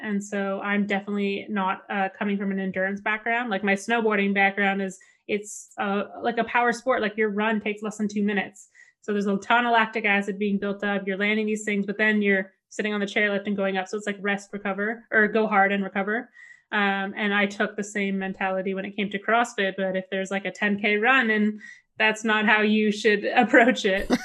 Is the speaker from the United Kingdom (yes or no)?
no; Canada; as a Canadian kid